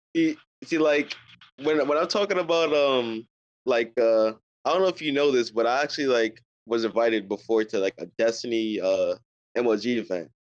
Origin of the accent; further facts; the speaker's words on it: New York, United States; I'm from New York